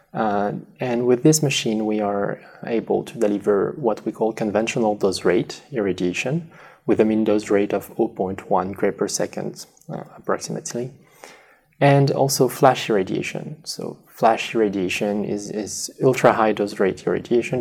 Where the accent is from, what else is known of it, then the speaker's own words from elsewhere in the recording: next to the Spanish border, southwest France, France; English is a second language; moved away as an adult; also born or lived in Paris, France / Lausanne, Switzerland; now in United States; I'm from France, originally in the southwest ne- next to the Spanish border.